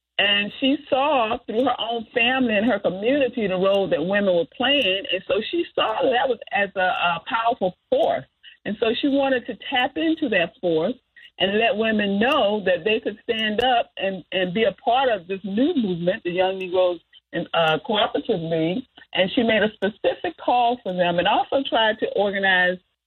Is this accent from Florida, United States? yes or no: yes; Southern Florida, United States; my own life growing up in Southern Florida